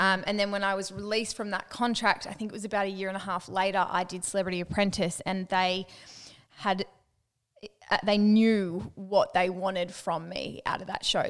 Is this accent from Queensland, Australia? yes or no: no; Newcastle, New South Wales, Australia; I'm from Newcastle. I cut my words in half